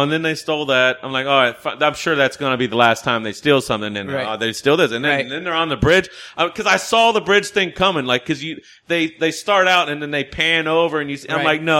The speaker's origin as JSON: {"language": "English", "town": "Fairfax", "region": "Virginia", "country": "United States", "moved": "yes", "said": "I'm from Virginia. I'm from D.C. Like, Fairfax. I'm from Fairfax."}